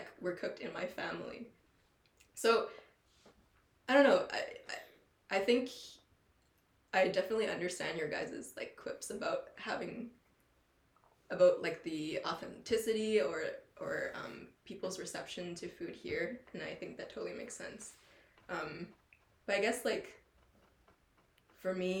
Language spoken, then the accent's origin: English; Alberta, Canada; as someone who was pretty much born and raised here, like I've been to Asia to visit but never to live, and growing up in a place, I'm from Alberta